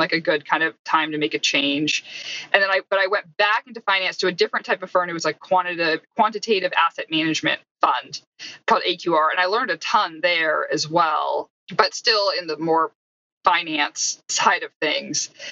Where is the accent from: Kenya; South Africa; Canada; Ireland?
Canada; I'm not actually even American, I'm Canadian